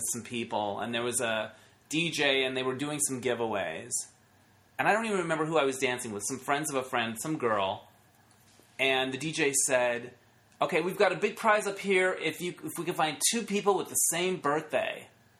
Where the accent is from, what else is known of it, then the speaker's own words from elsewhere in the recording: Northern Arizona, United States; moved away; I grew up in Northern Arizona